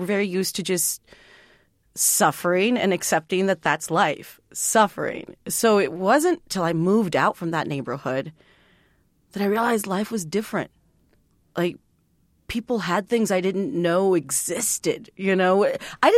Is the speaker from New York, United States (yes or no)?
no; San Juan, Texas, United States; I grew up in a little town called San Juan, Texas